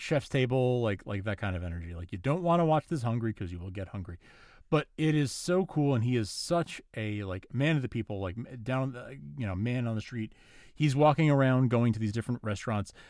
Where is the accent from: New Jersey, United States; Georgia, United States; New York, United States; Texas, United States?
New York, United States; I'm from New York